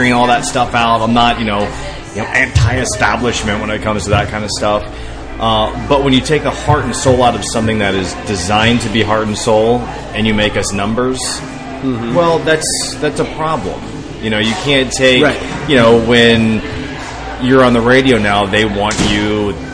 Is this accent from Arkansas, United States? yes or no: no; West Palm Beach, Florida, United States; now in Tampa, United States; I'm from South Florida, from West Palm Beach